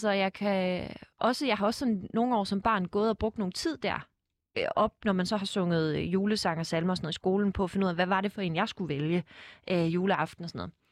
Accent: Fredericia, Southern Denmark, Denmark; Jeg er fra Fredericia. Fredericia ja.

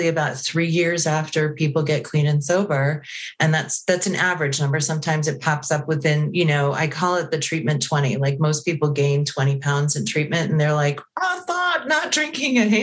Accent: Connecticut, United States; moved away as an adult; also born or lived in Prescott, Arizona; I'm originally from Connecticut

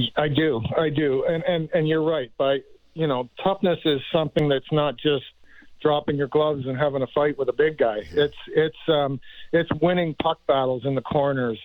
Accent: Markham, Ontario, Canada; Markham's my hometown

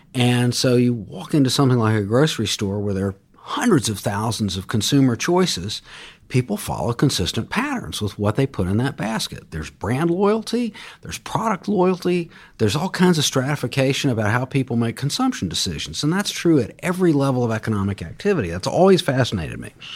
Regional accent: Jacksonville, Florida, United States; I grew up in Jacksonville, Florida

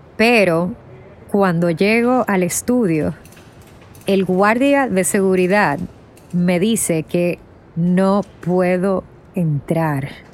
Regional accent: Dominican Republic; moved away as an adult; now in New York, United States; Soy de la República Dominicana, pero desde 2016 vivo en Nueva York

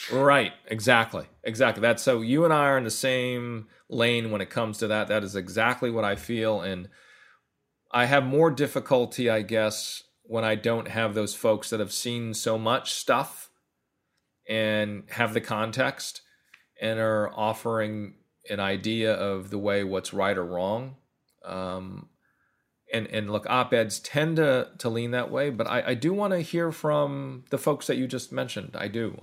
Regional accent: Northern California, United States; also born or lived in Atlanta; now in New York, United States; I'm from Calif-, Northern California

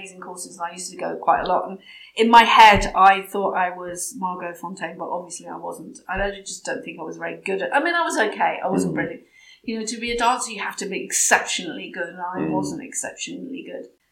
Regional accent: England, United Kingdom; I am English because I was born here and I grew up here

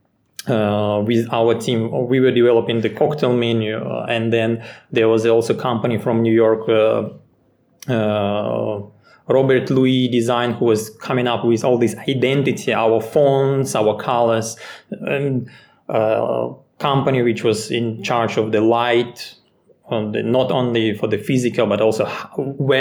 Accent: Ukraine; moved away as an adult; now in Singapore; I'm originally from Ukraine

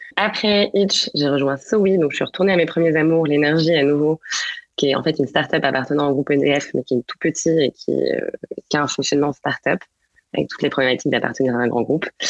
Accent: Angers, Pays de la Loire, France; moved away as an adult; also born or lived in Paris / England; je suis j'ai né et grandi à Angers, où je suis d'ailleurs actuellement.

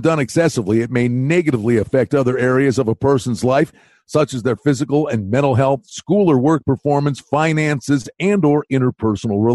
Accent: Pennsylvania, United States; moved away; I'm from Pennsylvania originally, and there's certain words and certain things you say a certain way

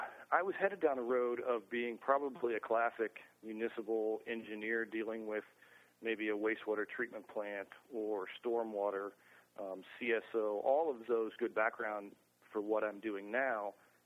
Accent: Lexington, Kentucky, United States; As I was growing up in Lexington, Kentucky, I spent my time in high school there

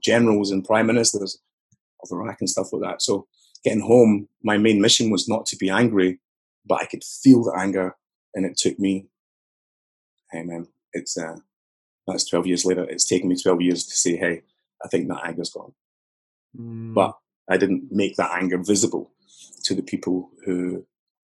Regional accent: Newarthill, Scotland, United Kingdom; I grew up just outside Glasgow. I suppose it's southeast a little bit from Glasgow, but 15 miles, something like that, in a place called Newark Hill

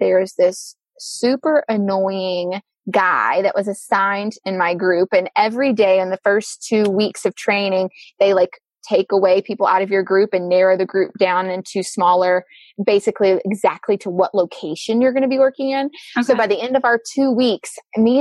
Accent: Mississippi, United States; moved away as an adult; now in Michigan, United States; I'm from Mississippi

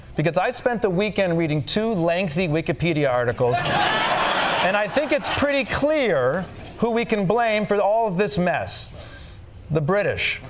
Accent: Michigan, United States; I'm from the Middle West. I'm from Michigan

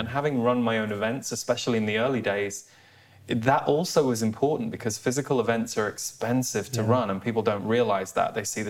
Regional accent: United Kingdom; me, as a British person

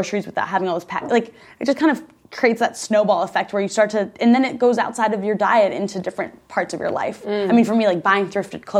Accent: Midwest, United States; moved away; also born or lived in Chicago; I grew up in the Midwest.

